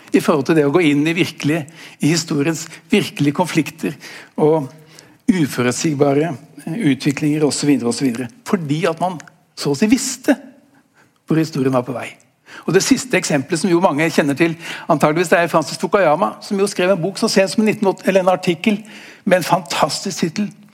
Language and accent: Norwegian; Norway; for oss som er eh, født og oppvokst i Norge